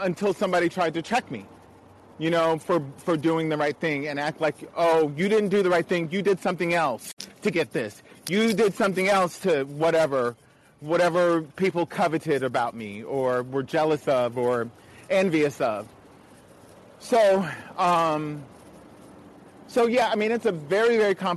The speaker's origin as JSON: {"language": "English", "area": "Montgomery County", "region": "Maryland", "country": "United States", "tie": "born or raised there", "said": "growing up in Montgomery County schools, it was very mixed, predominantly white"}